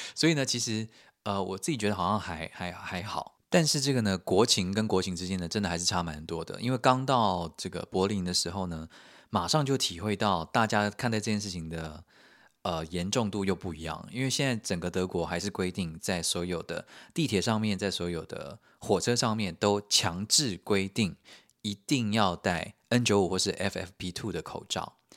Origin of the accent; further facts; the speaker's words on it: Taiwan; also born or lived in United Kingdom; now in Germany; 身为台湾人，我觉得也比较放心